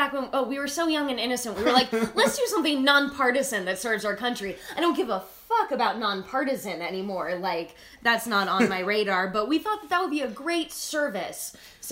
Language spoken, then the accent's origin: English; San Francisco, California, United States; also born or lived in Los Angeles; now in Missouri, United States; I'm from San Francisco and lived in Los Angeles.